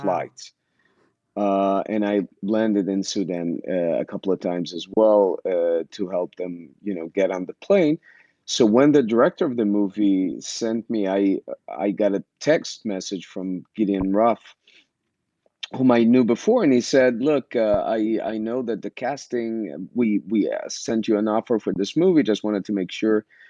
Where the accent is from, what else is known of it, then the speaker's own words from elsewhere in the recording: Israel; moved away as an adult; also born or lived in Ukraine (Soviet Union); when i was seven my family decided to move to israel and uh, i didn't have a, too much of a say so i went with them and uh, yeah and i grew up in israel